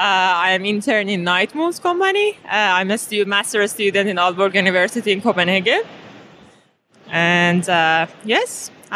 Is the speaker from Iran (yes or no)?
yes; Iran; I'm originally from Iran, Persia.